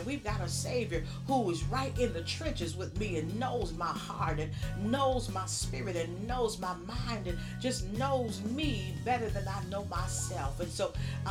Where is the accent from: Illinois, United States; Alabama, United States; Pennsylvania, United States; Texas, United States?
Alabama, United States; Birmingham; I had some great church experiences in the South growing up in Birmingham, Alabama.